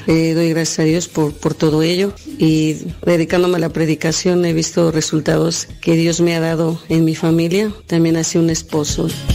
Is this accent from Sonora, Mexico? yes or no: no; Texcoco, State of Mexico, Mexico; soy de aquí de San Felipe, Texcoco, México